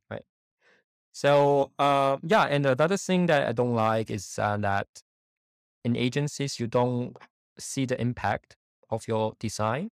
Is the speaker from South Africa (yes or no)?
no; China; moved away as an adult; also born or lived in Germany; now in Munich, Germany; I was born in China and grew up in China, um, and I came to Germany in 2012 uh, to study.